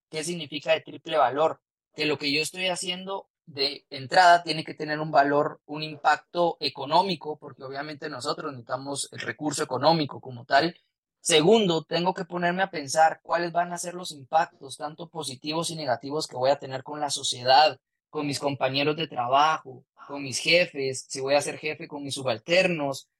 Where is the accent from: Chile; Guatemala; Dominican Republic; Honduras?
Guatemala